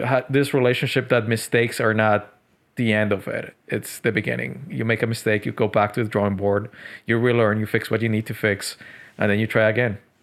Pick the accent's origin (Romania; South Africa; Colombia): Colombia; Medellín, Antioquia; also born or lived in Tokyo, Japan; now in Montreal, Canada; Colombia, Medellin